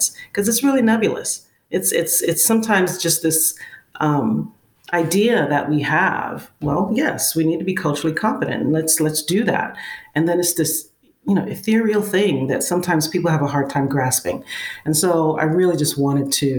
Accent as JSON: {"language": "English", "town": "New York City", "region": "New York", "country": "United States", "tie": "born or raised there", "moved": "yes", "lives_now": "Georgia, United States", "said": "I'm from Brooklyn. Born and raised and live in Georgia right now, but I still consider myself a Brooklyn girl."}